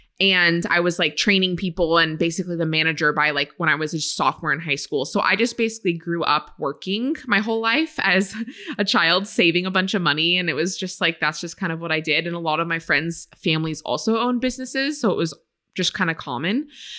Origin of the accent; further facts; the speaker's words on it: Maine, United States; now in California, United States; So I grew up in Maine. And it's just so funny now being in California and out west for all these years, everyone's reaction is like, I've never met anyone from Maine